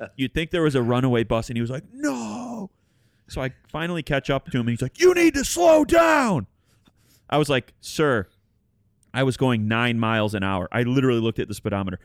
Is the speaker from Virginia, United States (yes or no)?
no; Detroit, Michigan, United States; we're all from Detroit, Michigan